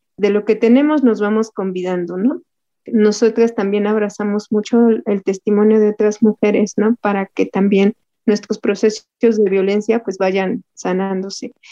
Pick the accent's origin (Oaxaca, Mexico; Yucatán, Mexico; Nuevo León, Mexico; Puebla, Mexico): Puebla, Mexico; Santa Inés Ahuatempan; moved away as an adult; now in Mexico City, Mexico; Vengo de la Sierra Mixteca poblana, por allá en un pueblito que se llama Santa Inés Aguatempan. Desde chiquitita